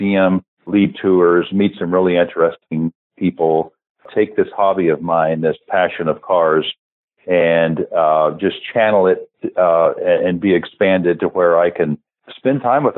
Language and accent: English; California, United States; moved away as an adult; also born or lived in Oklahoma City, United States / Tulsa, United States / Jackson, Mississippi, United States / Japan; I grew up in California